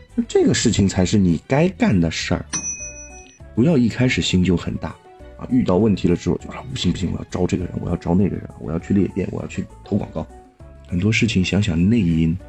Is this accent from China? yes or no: yes; China; 我们中国人的常识都说的是闷声发大财